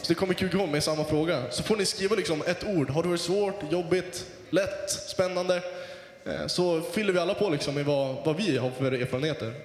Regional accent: Västerbotten County, Sweden; Jag är från Västerbotten

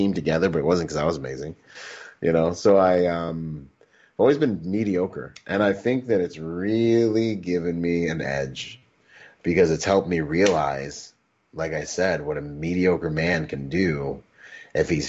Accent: Gig Harbor, Washington, United States; also born or lived in Bahamas; I grew up in Washington, in Gig Harbor, Washington, and I was the only Caribbean dude

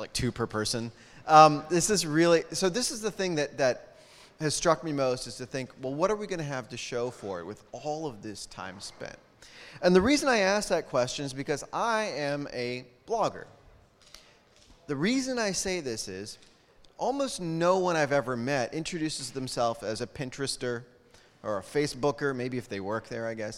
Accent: United States; I'm an American

